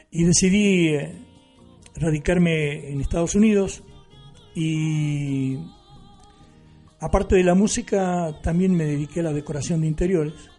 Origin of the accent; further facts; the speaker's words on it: La Pampa, Argentina; moved away as an adult; also born or lived in New York, United States / Miami, United States; now in Costa del Sol, Spain; yo nací en La Pampa